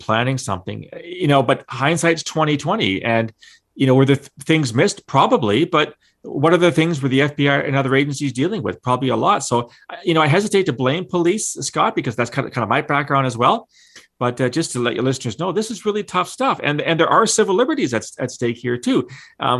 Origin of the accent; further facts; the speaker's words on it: London, Ontario, Canada; growing up in London, Ontario